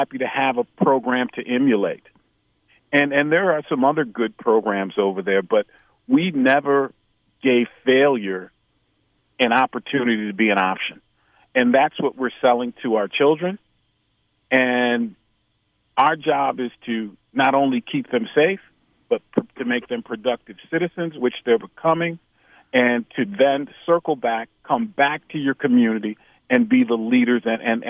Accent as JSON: {"language": "English", "town": "Chicago", "region": "Illinois", "country": "United States", "said": "we're both from Chicago"}